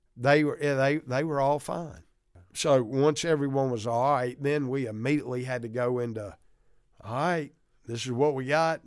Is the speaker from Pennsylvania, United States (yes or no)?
no; Mississippi, United States; our whole wife's growing up in Mississippi